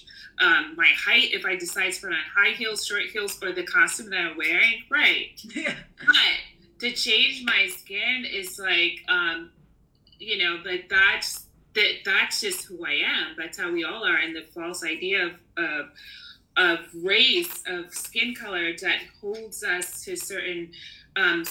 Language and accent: English; New York, United States; moved away as an adult; now in Barcelona, Spain; I'm a New Yorker